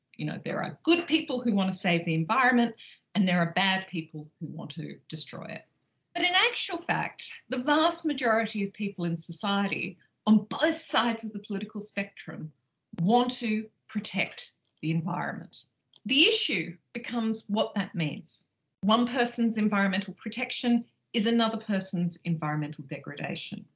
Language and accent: English; Australia; moved away; as you probably can tell from my accent, I grew up in Australia